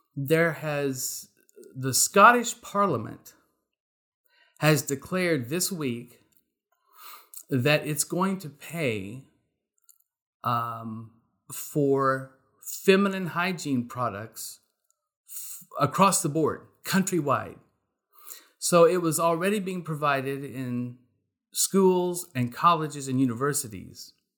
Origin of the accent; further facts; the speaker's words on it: Texas, United States; I am a Texan